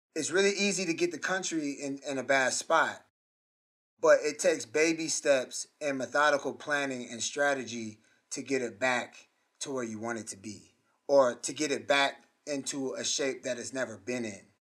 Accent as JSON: {"language": "English", "area": "Gwinnett County, north side of Atlanta", "region": "Georgia", "country": "United States", "tie": "born or raised there", "said": "I grew up in, you know, north side of Atlanta, Gwinnett County"}